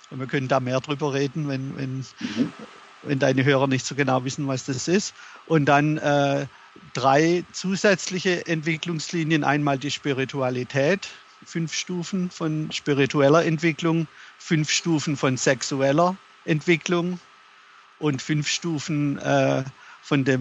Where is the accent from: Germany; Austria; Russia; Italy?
Germany; moved away as an adult; now in United States; ich bin in, in Deutschland aufgewachsen, habe auch dort geheiratet, äh, hatte mit meiner Frau zwei Töchter, als wir hierher gezogen sind in die USA 1995 und hatten dann noch eine dritte Tochter hier.